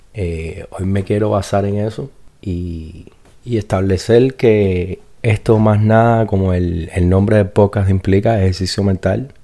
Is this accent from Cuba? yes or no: yes; Cuba; yo soy cubano